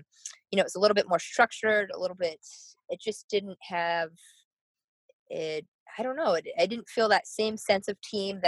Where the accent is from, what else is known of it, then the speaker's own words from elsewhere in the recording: Burlington, Vermont, United States; moved away as an adult; also born or lived in Annapolis, Maryland; So I'm from Burlington, Vermont.